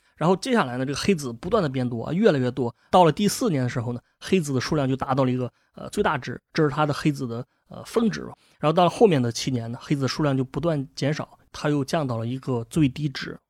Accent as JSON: {"language": "Chinese", "country": "China", "said": "我们中国人"}